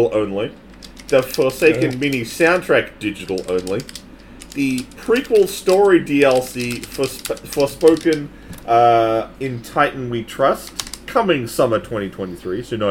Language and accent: English; Australia; I'm Australian